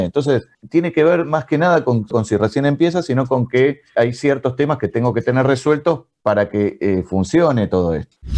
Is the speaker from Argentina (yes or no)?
yes; Argentina; en Argentina, de donde nacimos